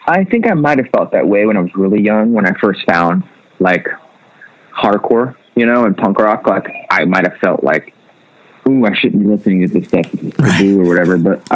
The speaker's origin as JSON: {"language": "English", "region": "the South", "country": "United States", "tie": "born or raised there", "said": "Growing up in the South, you're taught like this is the devil's music."}